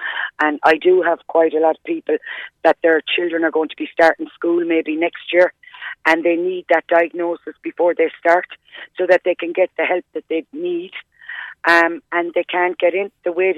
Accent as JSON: {"language": "English", "town": "Youghal", "country": "Ireland", "tie": "born or raised there", "said": "I grew up in Yall"}